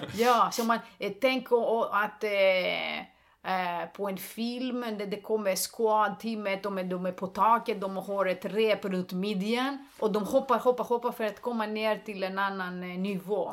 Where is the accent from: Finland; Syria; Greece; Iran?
Greece; Swedish is a second language; moved away as an adult; also born or lived in Stockholm, Sweden; now in Sweden; jag är grek